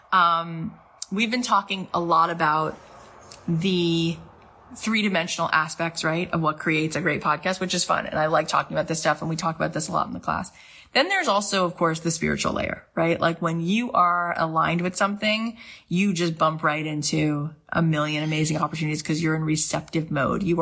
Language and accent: English; St. Louis, Missouri, United States; now in Los Angeles, United States; I am here in LA. I moved out here from St. Louis, period. And I am an actor this is what I do.